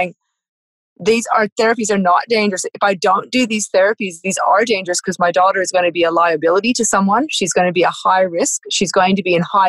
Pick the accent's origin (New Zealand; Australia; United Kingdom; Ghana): Australia; I'm a farmer from Australia